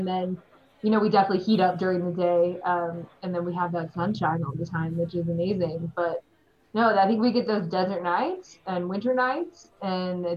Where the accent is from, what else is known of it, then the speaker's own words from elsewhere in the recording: Midwest, United States; now in Carson City, United States; as a Midwesterner